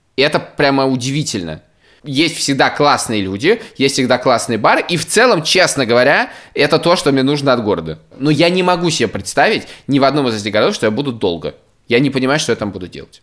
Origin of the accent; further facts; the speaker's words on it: Moscow, Russia; moved away as an adult; now in Riga, Latvia; это же Москва, родной город, я в нем не живу